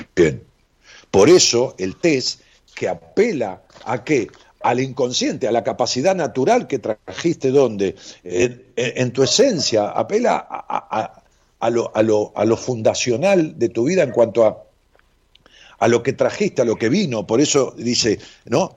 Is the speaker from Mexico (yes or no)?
no; Ramos Mejía, Buenos Aires Province, Argentina; Yo nací en Ramos Mejía